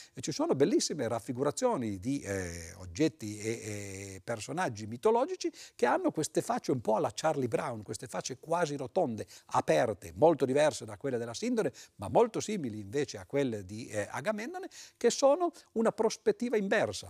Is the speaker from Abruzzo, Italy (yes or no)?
no; Turin, Piedmont, Italy; io sono di Torino, queste registrazioni avvengono a Torino